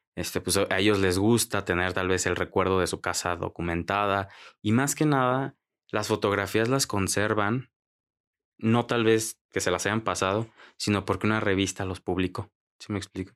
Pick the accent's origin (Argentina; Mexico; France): Mexico; soy de México